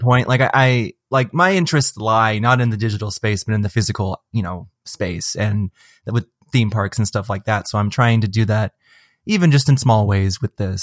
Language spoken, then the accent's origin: English; Seattle, Washington, United States; I'm from Seattle